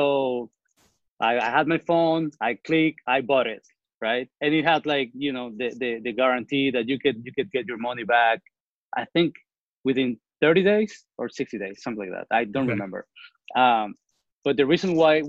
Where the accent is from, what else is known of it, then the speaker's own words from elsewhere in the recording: Venezuela; also born or lived in New Orleans, United States; now in Houston, United States; So I'm originally from Venezuela. I've been here in the States since 2003.